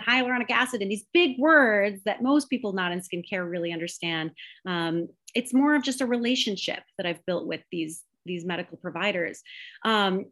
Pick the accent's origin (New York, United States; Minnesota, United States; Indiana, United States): Minnesota, United States; I'm from Minnesota